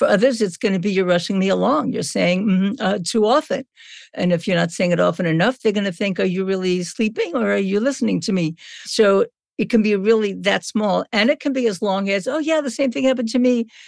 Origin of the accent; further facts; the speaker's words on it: Brooklyn, New York, United States; I'm from Brooklyn, so it's okay.